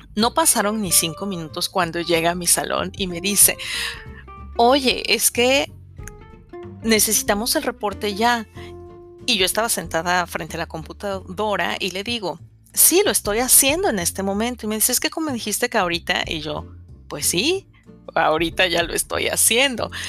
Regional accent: Mexico; soy mexicana y estoy casada desde hace quince años con un venezolano

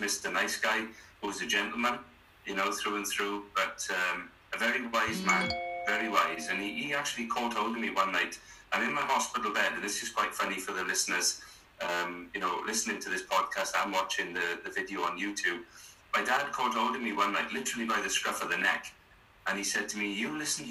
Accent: South Wales, United Kingdom; born and bred in South Wales.

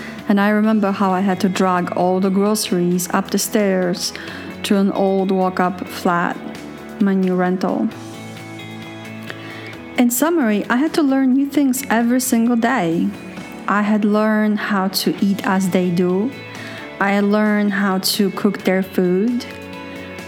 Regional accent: New York City, New York, United States; moved away as an adult; now in Poland; I moved to the US from Europe when I was a kid and didn't remember how to be European anymore. I was an American. Raised in Brooklyn, Queens, Manhattan.

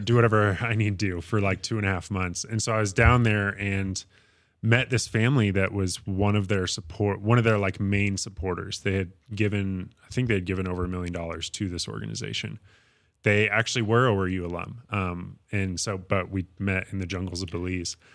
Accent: Fort Collins, Colorado, United States; also born or lived in Windsor, Colorado / Oklahoma; I grew up in Fort Collins.

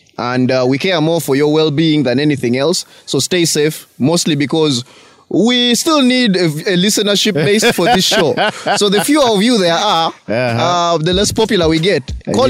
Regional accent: Kampala, Central Region, Uganda; It was my hood for like what? Something like 15 years? Grew up there basically.

